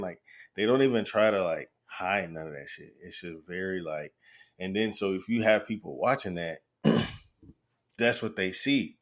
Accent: the South, United States; I'm from the South

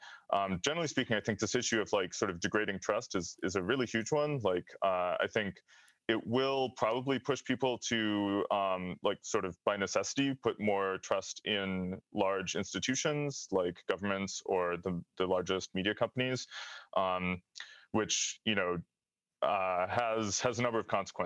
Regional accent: United States; I'm American

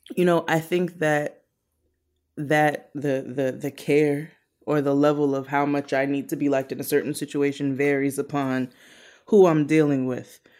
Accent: Brooklyn, New York, United States; I'm from Brooklyn

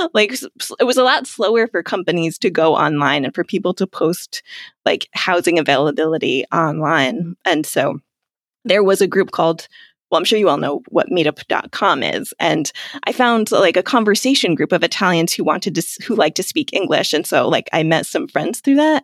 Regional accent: United States; moved away as an adult; also born or lived in Italy; now in England, United Kingdom; I'm an American expat who has been in England for ten years now

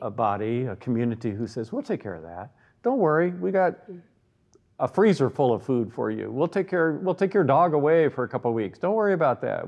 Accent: the Bible Belt, United States; now in Evergreen, United States; being born in the Bible Belt in the United States

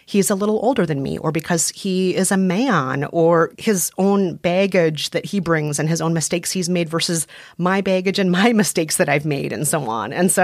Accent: Midwest, United States; You know, he's Latino and from the West Coast. I'm Asian and I'm from the Midwest.

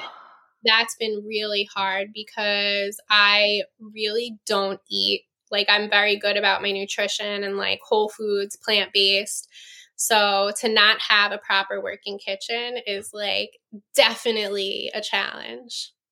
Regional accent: New York, United States; moved away; I'm from New York.

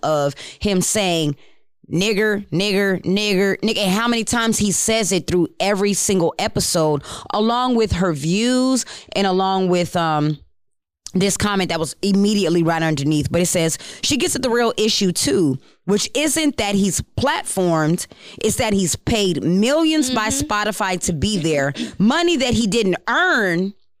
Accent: El Paso, Texas, United States; also born or lived in Maryland; I'm from El Paso, if y'all don't know. I'm from El Paso. I migrated to Maryland because half my family is from both. And then I moved here.

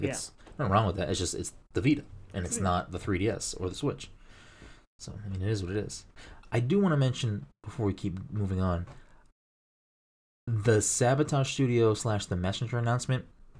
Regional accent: Massachusetts, United States; We're both like from Massachusetts.

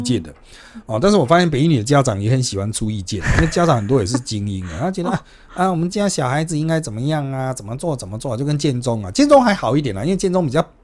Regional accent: Taipei, Taiwan; 那可是呢，我们台北人，我们就算搭高铁

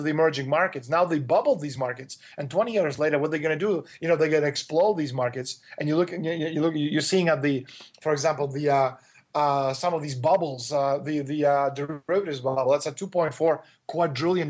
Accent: Toronto, Ontario, Canada; my hometown, Toronto, Canada

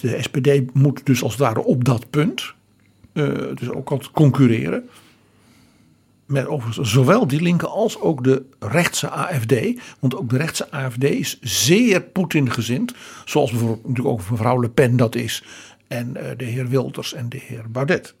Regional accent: Netherlands

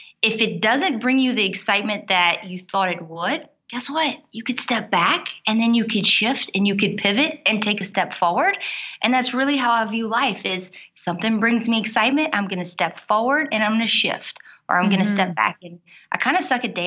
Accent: South Louisiana, United States; accent: Cajun; I'm from South Louisiana. You might hear my accent when I get a little bit excited. I'm a Cajun woman

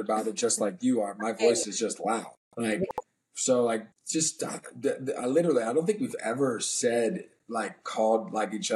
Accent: DC, Maryland area, Northern Virginia, United States; I'm from Northern Virginia, DC, Maryland area

